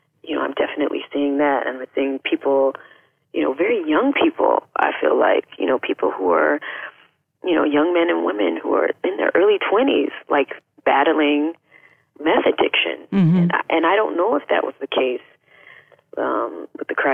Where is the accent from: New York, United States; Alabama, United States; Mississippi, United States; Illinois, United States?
Mississippi, United States; DeLisle; moved away; my hometown is this like small town on the bayou, on the Mississippi Gulf Coast, called DeLille.